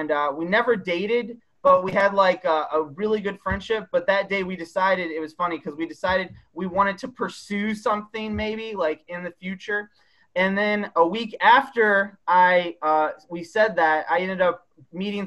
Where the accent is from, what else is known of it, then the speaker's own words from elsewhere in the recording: Michigan, United States; moved away as an adult; I grew up in Michigan